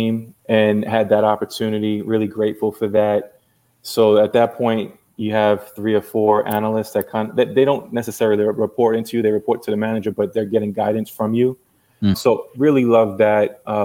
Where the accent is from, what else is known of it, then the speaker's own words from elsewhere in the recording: New York City, New York, United States; moved away as an adult; now in Miami, United States; growing up in New York